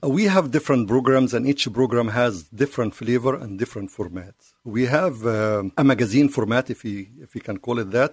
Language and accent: English; Cairo, Cairo Governorate, Egypt; English is a second language; now in United States; I was born and raised in Cairo.